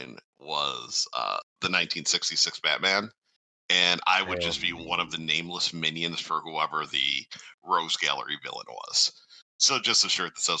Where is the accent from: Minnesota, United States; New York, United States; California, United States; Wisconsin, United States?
New York, United States; I'm from New York when I was younger